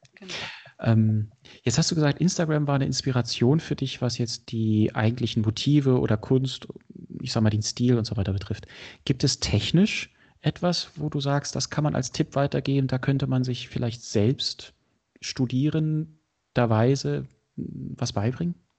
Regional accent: Berlin, Germany; ich bin Berliner

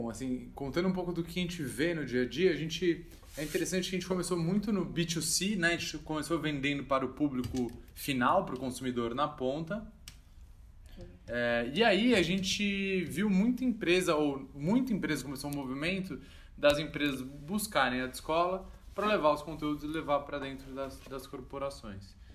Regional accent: São Paulo, Brazil; a gente é aqui de São Paulo. A gente fazia um encontro em São Paulo, na Avenida Paulista, 8 da noite

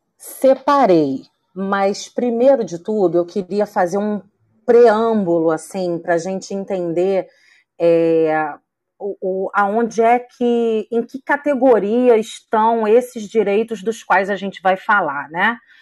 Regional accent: Rio de Janeiro, Brazil; eu sou do Rio de Janeiro

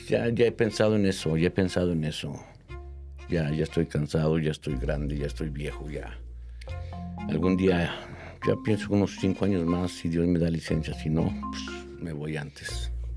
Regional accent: Mexico City, Mexico; Yo nací en la Ciudad de México, ¿verdad? Mi mamá es de provincia, de por allá de Querétaro

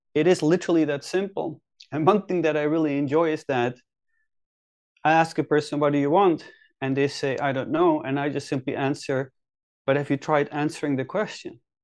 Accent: Netherlands; moved away as an adult; now in Helsinki, Finland; I'm originally, originally from the Netherlands. I've been living in Finland, Helsinki now for eight or nine years

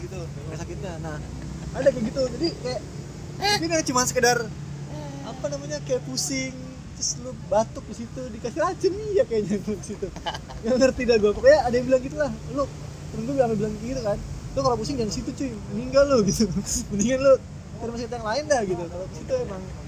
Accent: Jakarta, Indonesia; Anak periuk

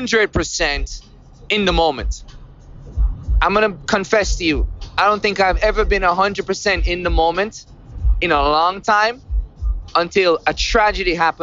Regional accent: Jamaica; growing up in Jamaica

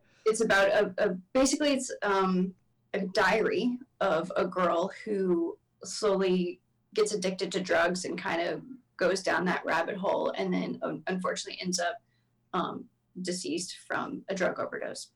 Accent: Texas, United States; growing up in Texas

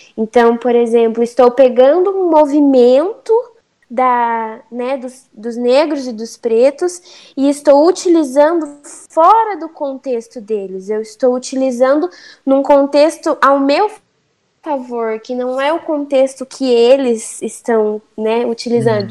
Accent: Brazil; por eu ter nascido no Brasil, eu tenho culturas é, brasileiras. Por exemplo, aqui em casa a gente é brasileira

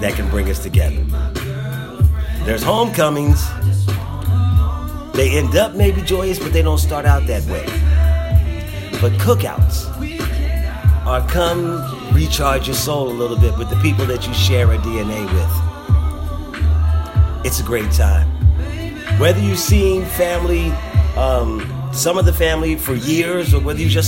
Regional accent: Philadelphia, Pennsylvania, United States; The neighborhood club that I grew up in Philadelphia, the neighborhood club that I grew up around, has an annual cookout

